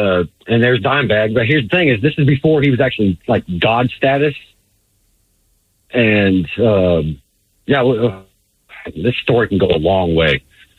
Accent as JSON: {"language": "English", "town": "Fort Worth", "region": "Texas", "country": "United States", "tie": "born or raised there", "said": "I'm born and raised in Fort Worth, 1980."}